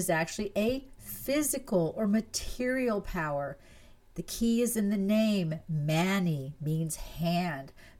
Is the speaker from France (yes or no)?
yes; France; moved away; I was born in France. I grew up there, and I consider France to be my home